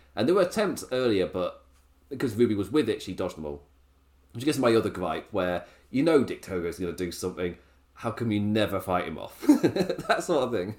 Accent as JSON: {"language": "English", "region": "England", "country": "United Kingdom", "said": "I'm English"}